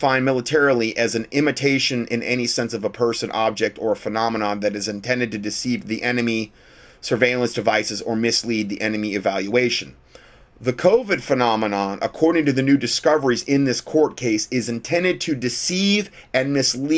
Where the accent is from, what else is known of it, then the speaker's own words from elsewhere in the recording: Fort Myers, Florida, United States; That's my hometown. Fort Myers, Florida.